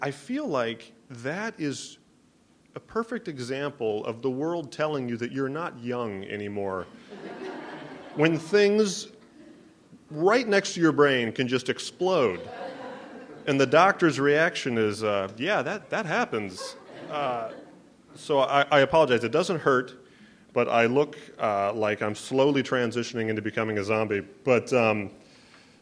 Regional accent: Omaha, Nebraska, United States; Speaking of Omaha, that's where I'm from. I'm from the Midwest.

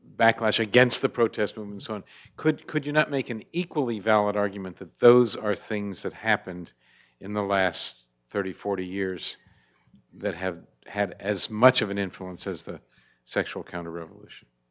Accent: Pennsylvania, United States; moved away; I'm originally from Pennsylvania.

